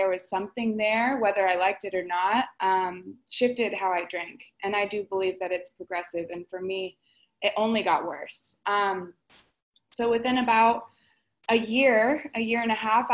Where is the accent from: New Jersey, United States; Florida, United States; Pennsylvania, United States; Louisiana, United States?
Florida, United States; moved away as an adult; also born or lived in Palm Springs, California; I'm originally from Florida, and so I came out to Palm Springs